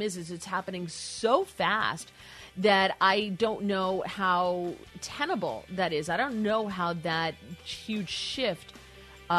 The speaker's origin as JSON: {"language": "English", "region": "New Jersey", "country": "United States", "tie": "born or raised there", "said": "I live in New Jersey, born and raised in New Jersey."}